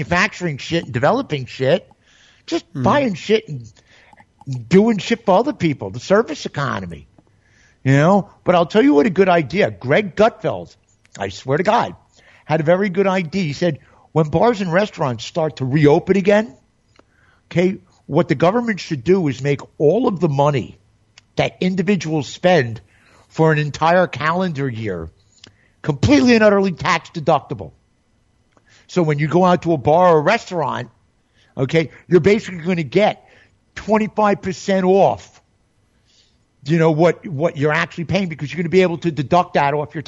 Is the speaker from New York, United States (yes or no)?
yes; New York, United States; moved away; I'm a New Yorker